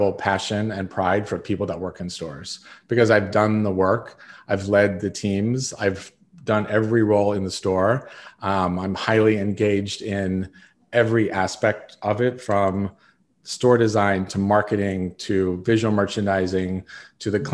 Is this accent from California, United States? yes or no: yes; South Lake Tahoe, California, United States; I grew up in South Lake Tahoe, California, with a family who owned a construction company.